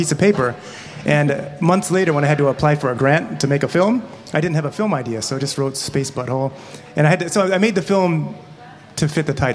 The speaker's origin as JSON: {"language": "English", "town": "San Jose", "region": "California", "country": "United States", "said": "I'm from San Jose, California"}